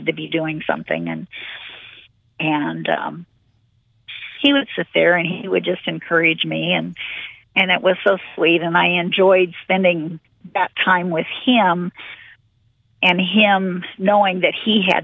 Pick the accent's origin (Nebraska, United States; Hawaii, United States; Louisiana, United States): Nebraska, United States; Lincoln; also born or lived in Wayne, Nebraska; I grew up in Lincoln. I was born and raised here, and they call me a native Lincolnite.